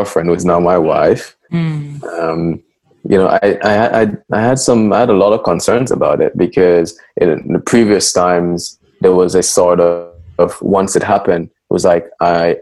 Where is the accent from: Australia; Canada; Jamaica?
Jamaica; growing up in Jamaica, I was encouraged to start very early